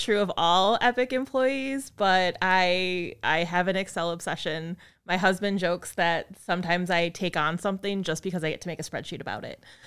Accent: Appleton, Wisconsin, United States; moved away as an adult; also born or lived in La Crosse, Wisconsin / Madison, Wisconsin; I grew up in Appleton

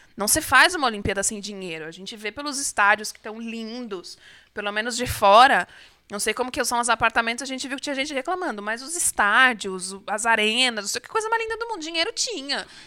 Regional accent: Brazil; eu sou brasileira

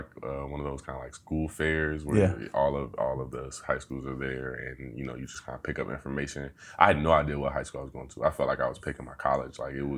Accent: Dayton, Ohio, United States; Pretty much borderline Trotwood, end of day in the north side, northwest side. Then I kind of started moving in closer. My years in high school, I spent around Meadowdale.

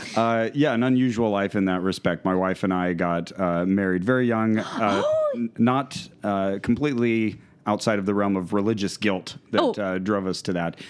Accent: Santa Cruz, California, United States; we grew up in the Santa Cruz area and uh, my wife from Watsonville, uh, myself from Santa Cruz

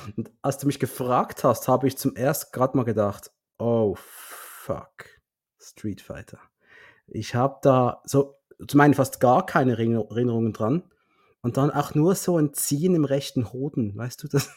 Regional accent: Switzerland; now in Basel, Switzerland; für uns Schweizer

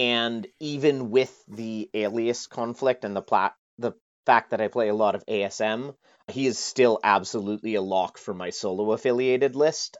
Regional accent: Canada; moved away as an adult; now in United Kingdom; I'm a Canadian, but I moved to the U K about eleven years ago

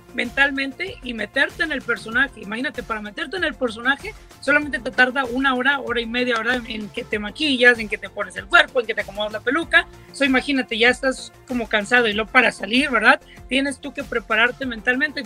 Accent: Coahuila, Mexico; yo soy de Coahuila, ¿verdad? Y no vengo de una ciudad grande, vengo de un, es un pueblo pequeño

